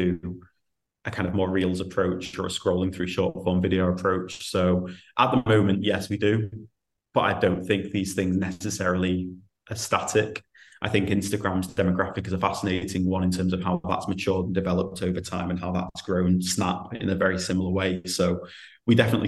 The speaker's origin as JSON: {"language": "English", "area": "the Northwest", "region": "North West England", "country": "United Kingdom", "said": "I'm from the Northwest"}